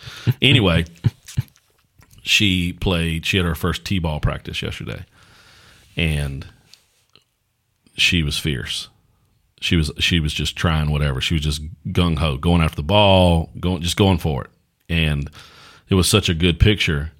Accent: United States; as American Christians

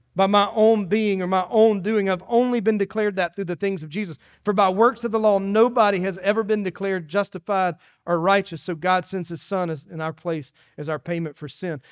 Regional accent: Dillon, South Carolina, United States; I grew up in Dillon, South Carolina, in the country

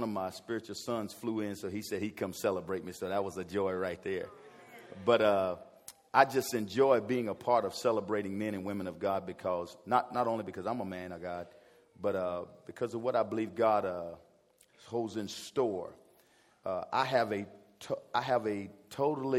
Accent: South Carolina, United States; I'm a teacher from South Carolina.

